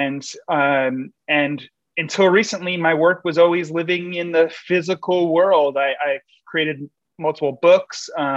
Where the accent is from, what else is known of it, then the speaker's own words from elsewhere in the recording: New York City, New York, United States; my hometown, New York City